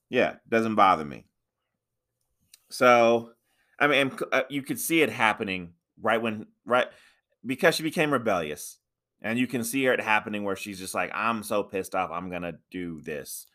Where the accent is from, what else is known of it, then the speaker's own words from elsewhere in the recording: United States; I'm American